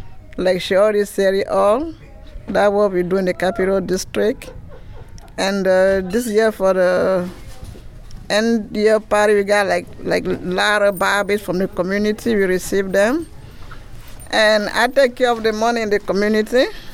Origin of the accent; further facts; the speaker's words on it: Cameroon; first language French; English is a second language; moved away; I'm from Cameroon.